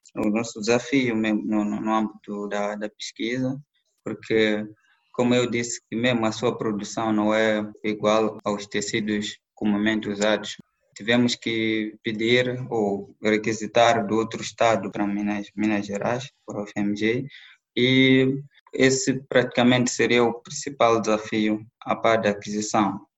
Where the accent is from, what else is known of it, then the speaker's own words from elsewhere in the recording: Mozambique; moved away; also born or lived in Belo Horizonte, Brazil; eu era um dos alunos moçambicanos que estava na UFMG